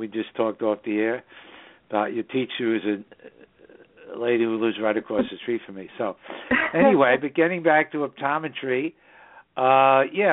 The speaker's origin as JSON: {"language": "English", "town": "New York City", "region": "New York", "country": "United States", "tie": "born or raised there", "said": "the northern suburbs of New York City, my hometown"}